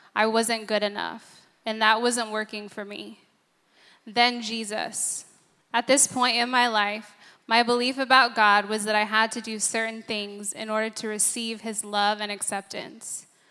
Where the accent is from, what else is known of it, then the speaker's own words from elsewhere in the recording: San Diego, California, United States; I grew up in San Diego